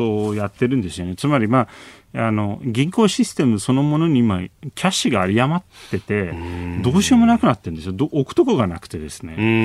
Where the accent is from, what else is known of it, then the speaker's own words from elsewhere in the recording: Istanbul, Turkey; Japanese is a second language; now in Japan; 実際自分の実家がそこにあるので